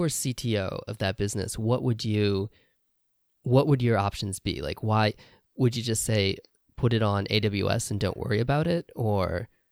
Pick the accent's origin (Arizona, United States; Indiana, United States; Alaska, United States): Indiana, United States; moved away as an adult; now in Japan; I grew up in Indiana in the U S